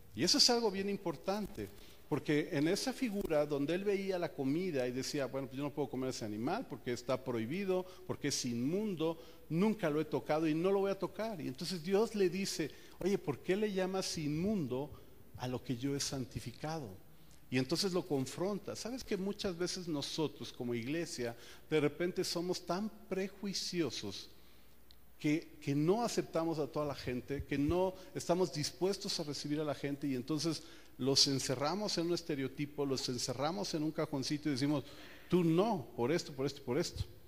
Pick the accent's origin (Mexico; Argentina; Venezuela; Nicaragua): Mexico; como buen mexicano